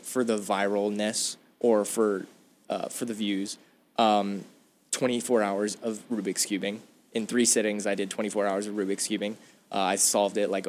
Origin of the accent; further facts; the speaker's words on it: Arizona, United States; I'm from Arizona.